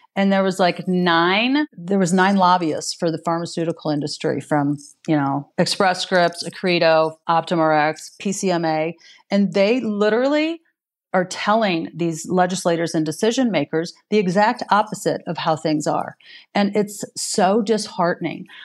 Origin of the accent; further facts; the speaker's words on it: Missouri, United States; my home state here in Missouri